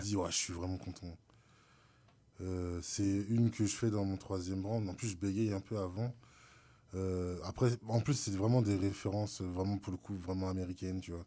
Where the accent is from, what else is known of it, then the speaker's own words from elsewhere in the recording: France; je suis français